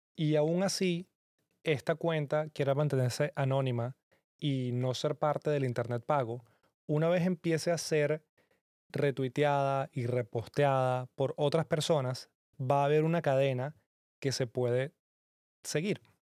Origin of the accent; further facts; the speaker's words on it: Venezuela; que vengo de Venezuela